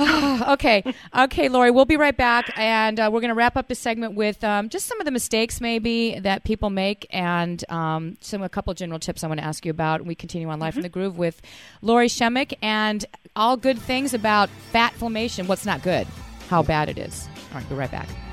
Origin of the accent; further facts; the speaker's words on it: Fort Worth, Texas, United States; I'm from Fort Worth